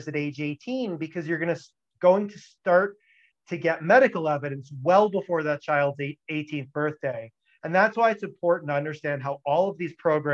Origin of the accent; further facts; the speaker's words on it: Florida, United States; I'm originally from Florida